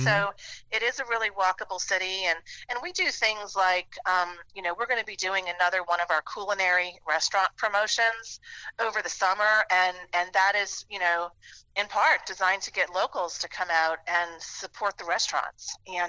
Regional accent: New Orleans, Louisiana, United States; moved away as an adult; also born or lived in Memphis; from New Orleans for 6 years. I lived in Memphis, and then I moved back recently. And you know, New Orleans is my hometown.

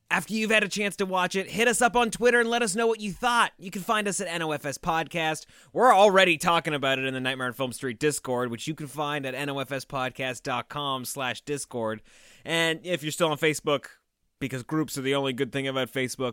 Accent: Canada; we're, we're Canadian

